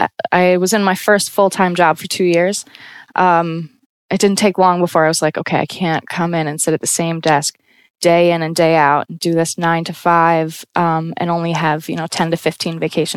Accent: United States; now in Brooklyn, United States; being a solo female traveler and clearly being American.

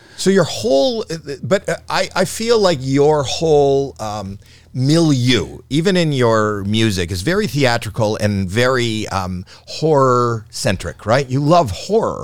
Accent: Toronto, Ontario, Canada; I'm from Toronto.

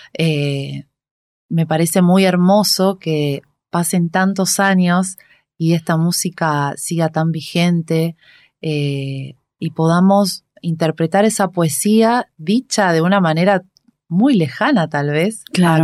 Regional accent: Reconquista, Santa Fe, Argentina; moved away as an adult; now in Buenos Aires, Argentina; yo vengo de una ciudad que se llama Reconquista, al norte de la provincia de Santa Fe

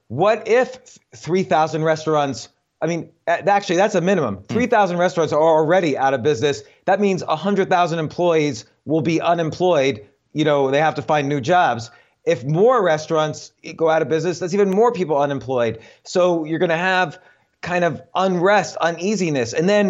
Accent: New York, United States; I'm a New Yorker. I live in New York. I have a business in New York, a storefront business. My kids go to school in New York. I'm a fourth generation New Yorker. I was born there.

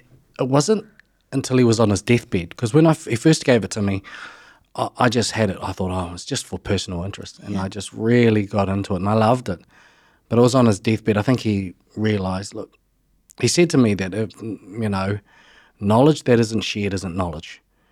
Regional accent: Levin, Manawatū-Whanganui, New Zealand; Yeah, and, I just grew up as a normal kid in Levin. So I grew up in the Horowhenua region and loved growing up.

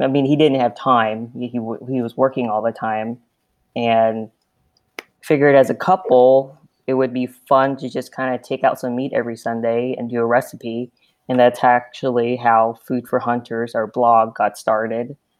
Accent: Southern California, United States; moved away as an adult; now in Nebraska, United States; I'm also from Southern California. Uh, grew up pretty close to where Rick was

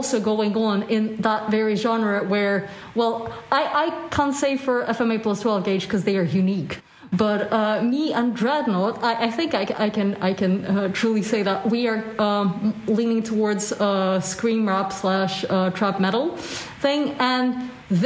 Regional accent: Russia; moved away; I'm originally from Russia

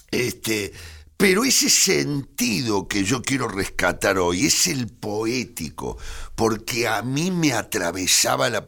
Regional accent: Argentina; Sí, soy muy argentino.

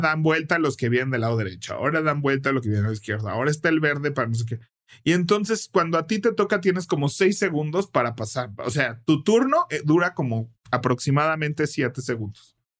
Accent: Mexico City, Mexico; yo nací y crecí en la Cove Tacubaya

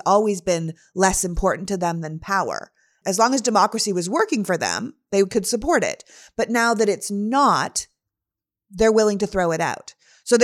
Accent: Canada; now in United States; I was born and raised in Canada. And although I'm an American citizen now

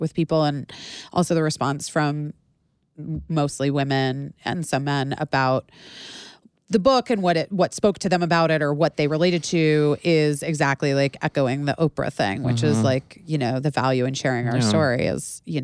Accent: Arizona, United States; I am from Arizona

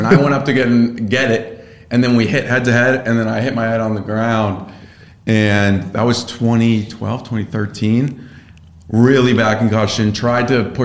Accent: Connecticut, United States; I grew up in Connecticut, played sports.

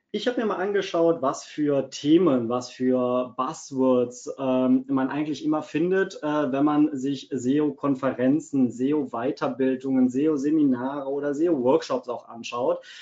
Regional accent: Cologne, North Rhine-Westphalia, Germany; born there; Ähm, ich bin ein gebürtiger Kölner. Das ist auch gar nicht so weit von Wiesbaden weg. Man hört es manchmal an meinem Dialekt.

